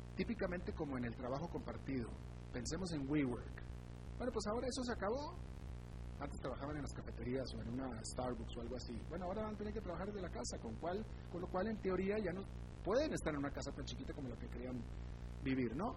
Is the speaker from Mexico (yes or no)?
yes; Mexico; soy mexicano